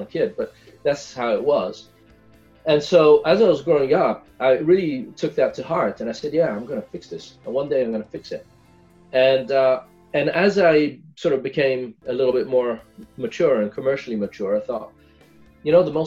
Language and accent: English; Italy; moved away as an adult; also born or lived in Ethiopia; now in Silicon Valley, United States; I was born and brought up in Italy